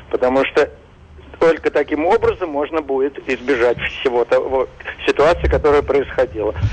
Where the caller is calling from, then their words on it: New Jersey, United States; Добрый день … я из Нью-Джерси.